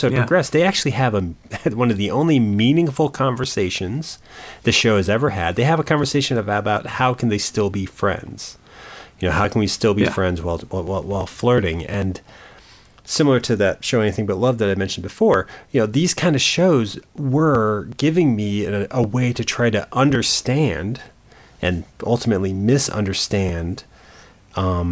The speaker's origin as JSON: {"language": "English", "region": "Connecticut", "country": "United States", "tie": "born or raised there", "said": "as a kid growing up in Connecticut"}